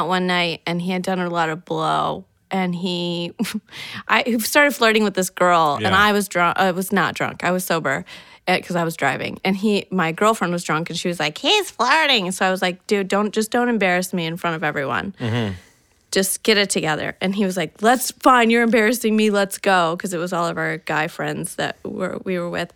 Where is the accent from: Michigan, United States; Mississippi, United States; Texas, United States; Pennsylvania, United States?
Michigan, United States; I am from Michigan